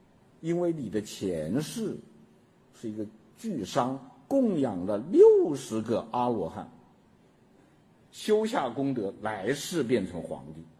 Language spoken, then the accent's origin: Chinese; China; 我们中国人是老天爷也可以该死的，老天爷不长眼呐、啊。